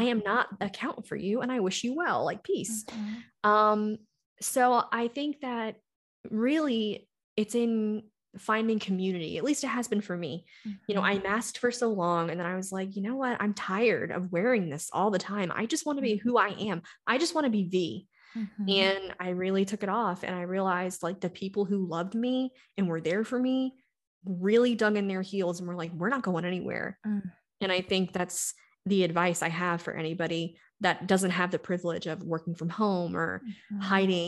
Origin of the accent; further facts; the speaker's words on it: the South, United States; growing up in the South, in my family, and then being with my ex-husband, I had masked so long.